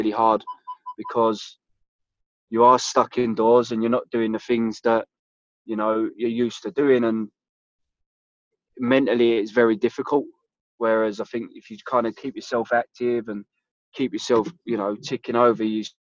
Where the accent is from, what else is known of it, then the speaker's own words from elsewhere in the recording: London, United Kingdom; I grew up in South London, which is a place called Bermondsey, which is right by Millwall Stadium.